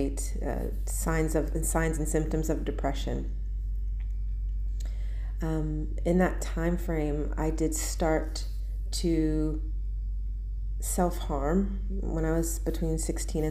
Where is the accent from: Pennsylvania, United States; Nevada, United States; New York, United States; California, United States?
Pennsylvania, United States; moved away as an adult; also born or lived in London; now in Kuwait; I'm from America. I was raised in Pennsylvania